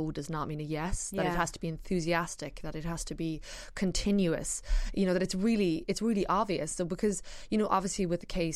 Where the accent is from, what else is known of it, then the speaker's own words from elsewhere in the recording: Ireland; also born or lived in New York; as Irish people